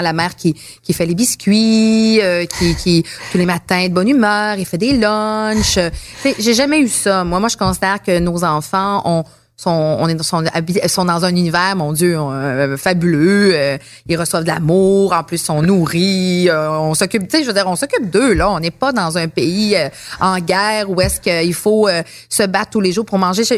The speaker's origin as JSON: {"language": "French", "area": "Abitibi", "region": "Quebec", "country": "Canada", "said": "je viens de l'Abitibi"}